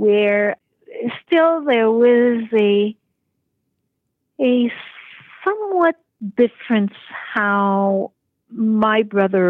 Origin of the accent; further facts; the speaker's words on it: South Shore of Montreal, Quebec, Canada; moved away as an adult; also born or lived in Toronto; now in Paris, France; I grew up in a very conventional family with a older brother in a small town / village south shore of Montreal